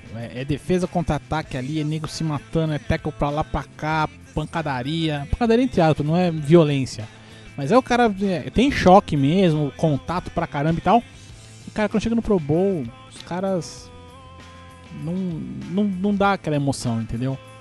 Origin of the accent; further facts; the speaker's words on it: Brazil; a gente, como é brasileiro e tudo